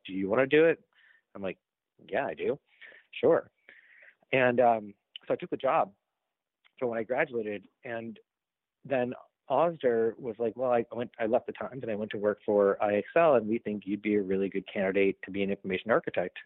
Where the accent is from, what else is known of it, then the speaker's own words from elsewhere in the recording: Boston, Massachusetts, United States; I'm from Boston